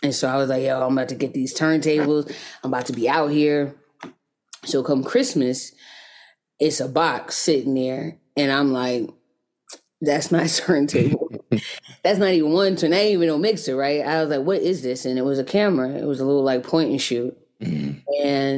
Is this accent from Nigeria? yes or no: no; Jonesboro, Georgia, United States; now in Atlanta, United States; So yeah, that's where I'm from. I was raised in Jonesboro, Georgia, just south of Atlanta.